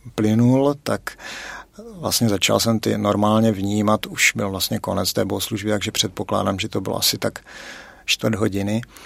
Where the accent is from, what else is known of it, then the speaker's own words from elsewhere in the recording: South Moravian Region, Czechia; now in Litomyšl, Czech Republic; jsem z Litomyšle, původem z Moravy, určitě to na přízvuku poznáte, a, teda speciálně z Jižní Moravy. A teďka žiju v Litomyšli